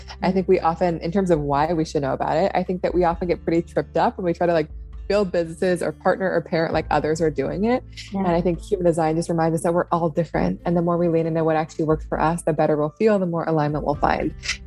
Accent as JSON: {"language": "English", "town": "Seattle", "region": "Washington", "country": "United States", "tie": "born or raised there", "also_born_or_lived": "upstate New York", "moved": "yes", "lives_now": "New York, United States", "said": "I live in upstate New York now. I grew up in Seattle, in the city."}